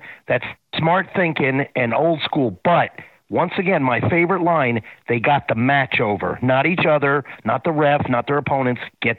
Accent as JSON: {"language": "English", "town": "St. Petersburg", "region": "Florida", "country": "United States", "tie": "born or raised there", "said": "I grew up in Florida"}